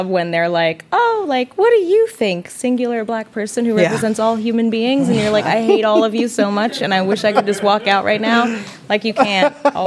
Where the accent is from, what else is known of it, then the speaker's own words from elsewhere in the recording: New York City, New York, United States; I'm from the Bronx